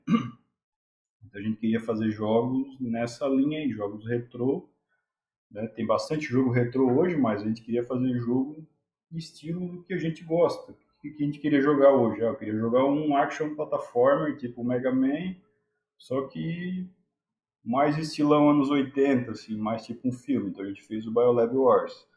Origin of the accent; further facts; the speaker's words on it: Garopaba, Santa Catarina, Brazil; eu sou de Garopaba